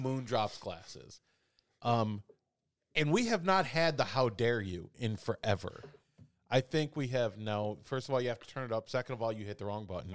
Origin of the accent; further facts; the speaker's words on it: Chicago, Illinois, United States; now in Indiana, United States; I grew up in Chicago